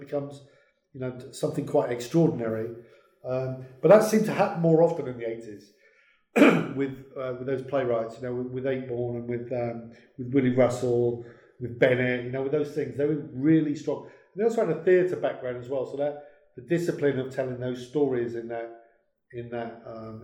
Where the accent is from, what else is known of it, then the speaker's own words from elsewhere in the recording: Merseyside, North West England, United Kingdom; I was born in Merseyside